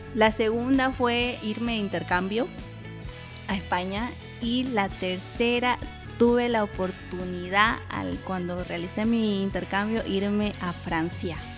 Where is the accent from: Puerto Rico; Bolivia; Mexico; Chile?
Bolivia; also born or lived in Basque Country, Spain; como los bolivianos que somos calientitos